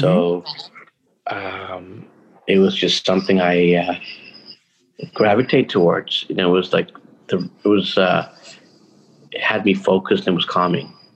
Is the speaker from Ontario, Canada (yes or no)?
yes; Toronto, Ontario, Canada; now in Vancouver, Canada; I grew up in North York, went to school in North York